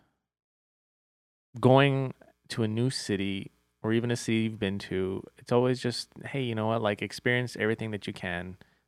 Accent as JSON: {"language": "English", "town": "El Paso", "region": "Texas", "country": "United States", "said": "I'm from El Paso"}